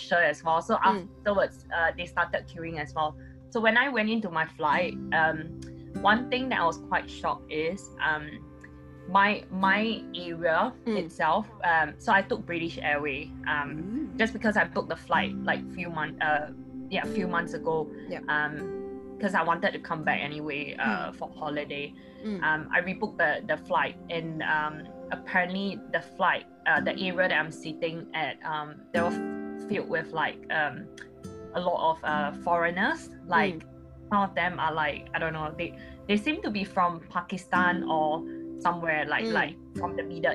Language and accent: English; Singapore; I'm a Singaporean